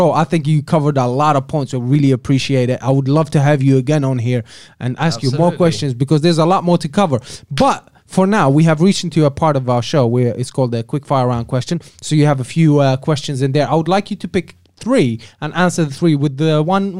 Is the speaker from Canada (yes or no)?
no; Algeria; now in United Kingdom; I'm originally from Algeria.